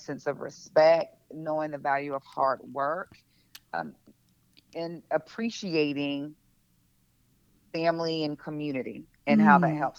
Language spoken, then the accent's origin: English; South Carolina, United States; I mean, I grew up in a very rural community, a very small town. Everybody knew everybody